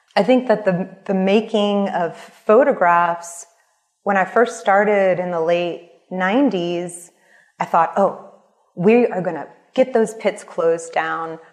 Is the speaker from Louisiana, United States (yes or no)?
yes; New Orleans, Louisiana, United States; I was born in Bolbuncha which is at the end of the Mississippi River. And most people know this place as New Orleans